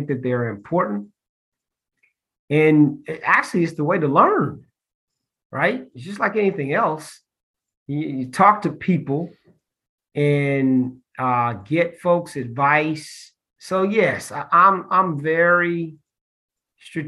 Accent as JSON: {"language": "English", "town": "Columbus", "region": "Ohio", "country": "United States", "also_born_or_lived": "Austin, Texas", "moved": "yes", "lives_now": "Charlotte, United States", "said": "my home, I mentioned, is Columbus, Ohio"}